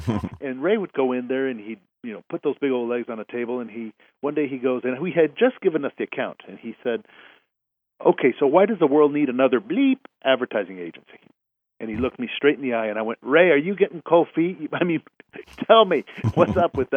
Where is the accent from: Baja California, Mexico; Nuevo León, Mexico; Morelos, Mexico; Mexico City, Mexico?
Mexico City, Mexico; now in Houston, United States; I was raised in Mexico City